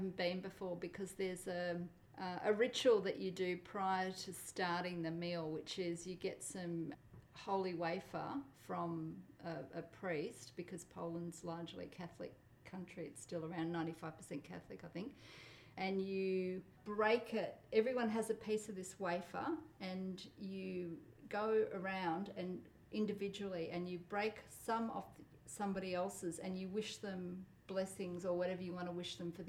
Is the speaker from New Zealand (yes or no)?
no; Australia; first language Polish; English is a second language; I was born in Australia.